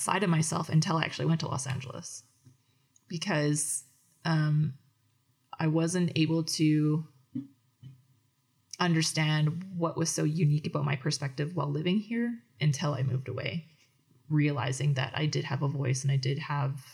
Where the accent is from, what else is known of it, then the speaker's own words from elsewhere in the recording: Edmonton, Alberta, Canada; also born or lived in Calgary; I'm not from Fort McMurray. I was born in Calgary and raised in Edmonton